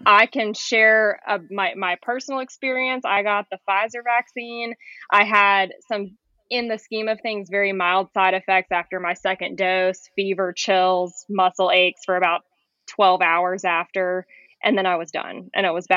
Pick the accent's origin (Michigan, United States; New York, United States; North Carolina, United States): North Carolina, United States; Raleigh; moved away as an adult; I'm going to be a hospitalist at one of the local places in Raleigh. So I'm getting to move back to my hometown